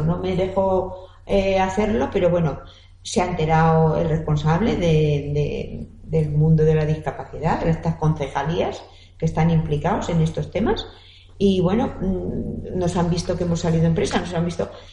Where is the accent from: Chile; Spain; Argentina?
Spain; Castilla-La Mancha; now in Elche, Spain; yo soy manchega. Vine en aquella época